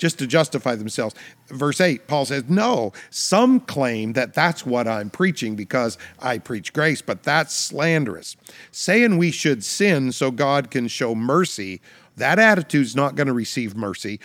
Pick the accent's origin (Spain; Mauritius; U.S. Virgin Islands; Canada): Canada; I'm a Canadian citizen